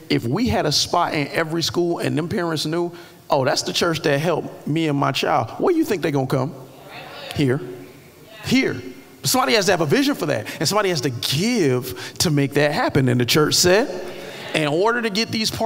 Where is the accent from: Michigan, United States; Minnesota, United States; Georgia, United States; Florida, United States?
Florida, United States; Miami Gardens; moved away; When I was growing up in Carroll City